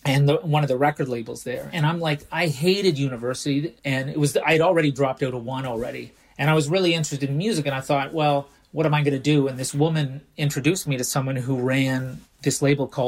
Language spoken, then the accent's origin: English; Canada; moved away as an adult; also born or lived in England; now in Stockholm, Sweden; I'm Canadian, even though most people think I'm American. But before that, I lived in Canada up until I was about 20, 21, and then I moved to England, lived there for 18 years before I moved to Stockholm